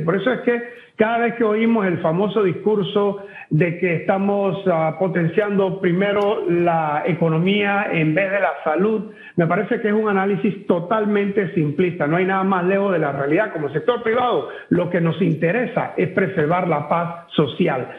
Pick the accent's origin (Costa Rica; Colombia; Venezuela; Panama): Panama